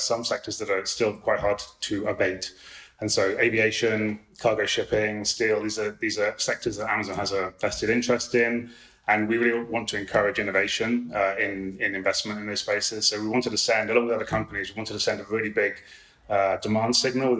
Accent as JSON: {"language": "English", "country": "United Kingdom", "said": "as a Brit"}